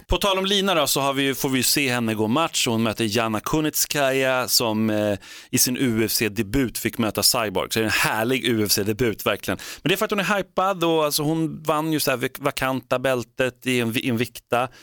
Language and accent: Swedish; Sweden; vi är svenskar